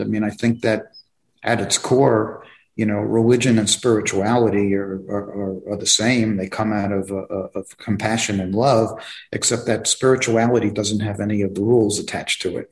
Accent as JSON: {"language": "English", "town": "New York City", "region": "New York", "country": "United States", "tie": "born or raised there", "also_born_or_lived": "Long Island, New York", "moved": "as an adult", "lives_now": "Florida, United States", "said": "I grew up in New York, um, in Brooklyn, New York"}